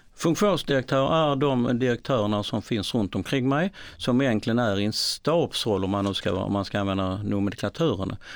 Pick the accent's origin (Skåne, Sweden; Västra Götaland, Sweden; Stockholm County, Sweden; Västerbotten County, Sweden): Skåne, Sweden; Malmö; Jag kommer från Malmö